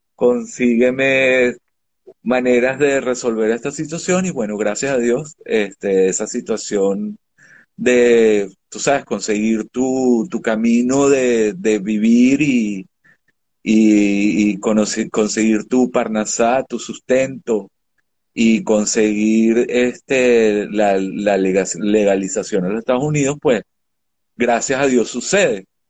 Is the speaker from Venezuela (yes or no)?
yes; Venezuela; moved away as an adult; soy de Venezuela